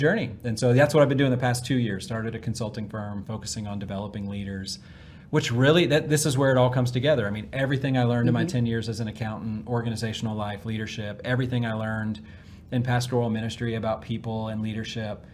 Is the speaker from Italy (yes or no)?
no; Washington, District of Columbia, United States; moved away as an adult; also born or lived in South Carolina / Atlanta, Georgia; now in Dallas, United States; I was born in the Washington, D.C. area